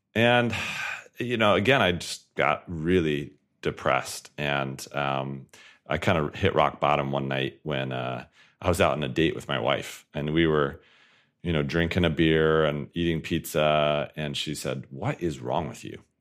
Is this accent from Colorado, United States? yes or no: yes; Colorado Springs, Colorado, United States; born or raised there